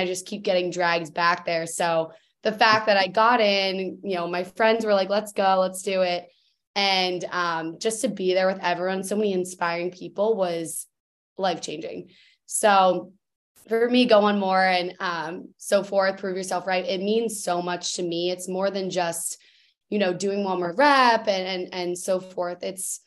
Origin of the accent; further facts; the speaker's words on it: Philadelphia, Pennsylvania, United States; I'm from Philly, Pennsylvania.